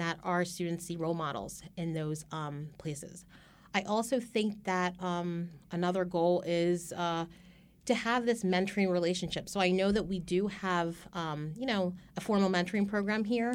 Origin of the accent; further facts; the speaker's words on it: Carneys Point, New Jersey, United States; I actually grew up not too far away from here, um, in South Jersey, um, in a small town called, uh, Kearney's Point